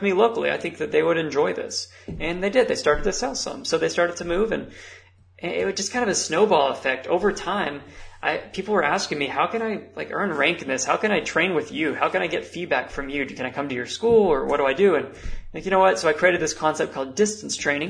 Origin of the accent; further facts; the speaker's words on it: United States; I am American